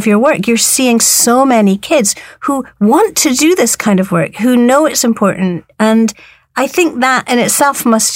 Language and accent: English; Scotland, United Kingdom; I'm from Scotland, right?